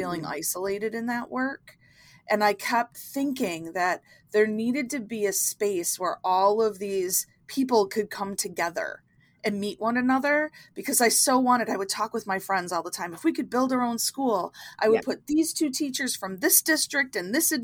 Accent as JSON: {"language": "English", "town": "Buffalo", "region": "New York", "country": "United States", "said": "I'm from Buffalo, New York."}